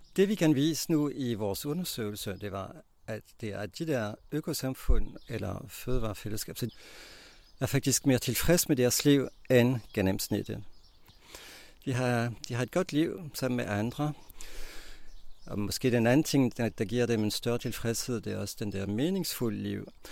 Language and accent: Danish; Belgium; Danish is a second language; moved away as an adult; now in Denmark; Jeg kommer fra Belgien